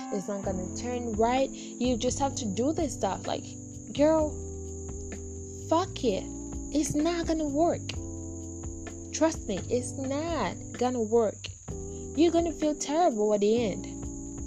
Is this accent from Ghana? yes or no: yes; Ghana; I'm just a Ghanaian from Ghana